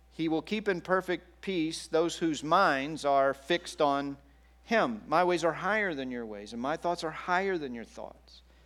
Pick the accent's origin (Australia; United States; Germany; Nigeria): United States; Texas; moved away as an adult; also born or lived in Oklahoma City / Kansas City; now in California, United States; I grew up i, in Texas, and then I, uh, went to college in Oklahoma City, and I went to grad school in Kansas City.